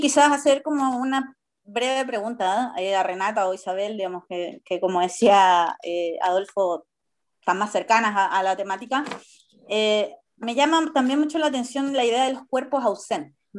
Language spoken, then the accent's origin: Spanish; Chile; como sociedad chilena